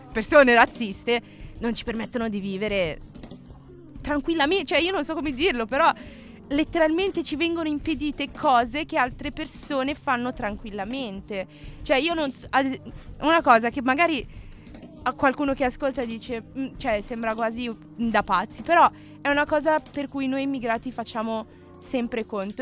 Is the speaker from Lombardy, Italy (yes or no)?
yes; Milan, Lombardy, Italy; sono nata qui, sono cresciuta qui, sono sempre stata qui milanese